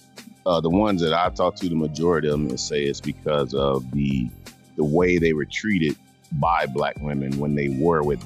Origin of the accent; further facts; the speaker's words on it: the South, United States; growing up in the South